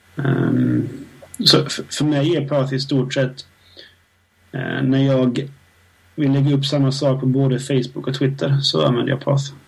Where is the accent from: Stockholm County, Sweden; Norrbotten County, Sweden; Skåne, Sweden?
Skåne, Sweden; Helsingborg; Där jag kommer ifrån